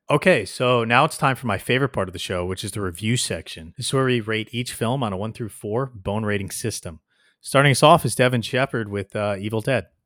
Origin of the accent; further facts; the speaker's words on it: New Jersey, United States; my hometown suffered from it a lot, New Jersey